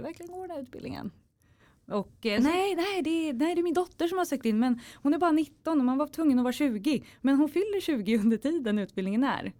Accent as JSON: {"language": "Swedish", "town": "Norrtälje", "region": "Stockholm County", "country": "Sweden", "moved": "as an adult", "lives_now": "Stockholm, Sweden", "said": "i Norrtälje där jag kommer ifrån."}